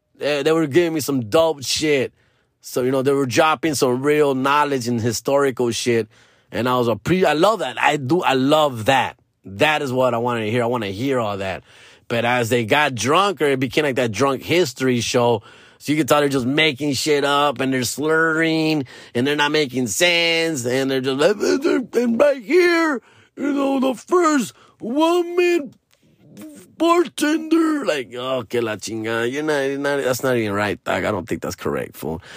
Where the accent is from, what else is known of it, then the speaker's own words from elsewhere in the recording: Los Angeles, California, United States; I'm from Hollywood. I'm from L A.